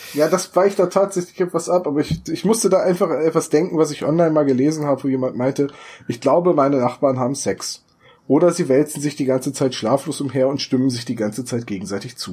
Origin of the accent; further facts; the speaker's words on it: Northern Germany, Germany; Wir sind Norddeutsche, wir können keine Dialekte.